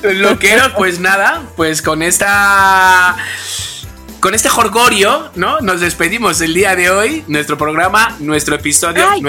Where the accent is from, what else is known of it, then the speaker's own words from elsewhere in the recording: Spain; porque soy español